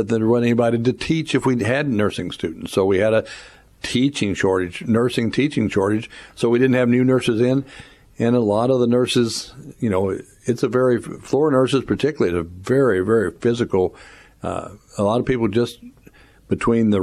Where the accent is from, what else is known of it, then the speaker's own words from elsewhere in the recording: Mexico, Missouri, United States; I'm from Mexico